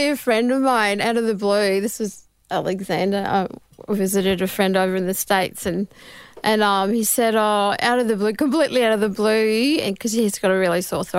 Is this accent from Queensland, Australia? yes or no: yes; Mackay, Queensland, Australia; Yes, I'm from Mackay, Central Queensland.